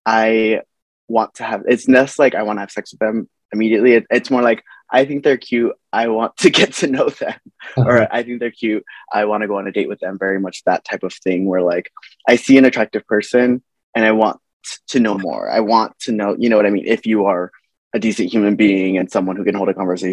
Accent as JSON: {"language": "English", "town": "Los Angeles", "region": "California", "country": "United States", "tie": "born or raised there", "said": "I'm from Los Angeles, California, born and raised"}